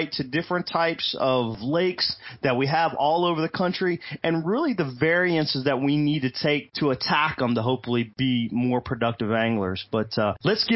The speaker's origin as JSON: {"language": "English", "region": "Virginia", "country": "United States", "tie": "born or raised there", "said": "growing up in Virginia, Bugs Island"}